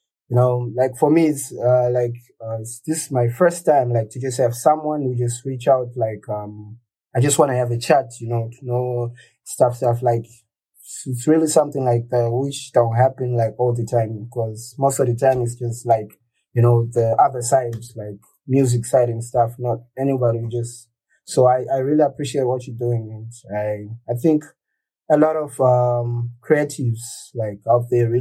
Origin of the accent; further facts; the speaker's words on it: Kwekwe, Midlands, Zimbabwe; I was born in Kwekwe in Zimbabwe